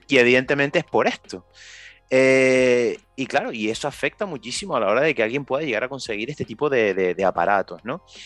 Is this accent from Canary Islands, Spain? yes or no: yes; Canary Islands, Spain; nosotros somos de Canarias